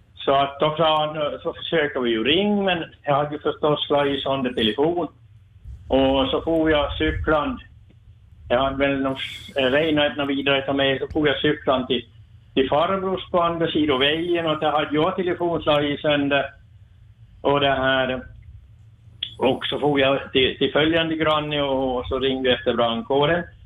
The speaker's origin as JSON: {"language": "Swedish", "town": "Forsby", "country": "Sweden", "said": "jag är från Forsby här."}